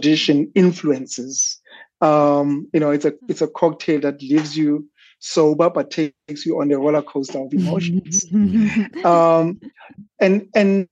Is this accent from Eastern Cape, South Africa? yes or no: no; Soweto, Gauteng, South Africa; growing up in South Africa, particularly in the township of Soweto